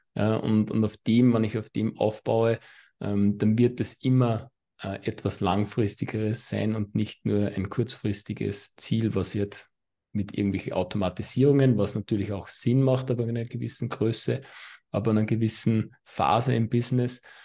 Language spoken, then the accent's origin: German; Austria; accent: Austrian; mein österreichischer Akzent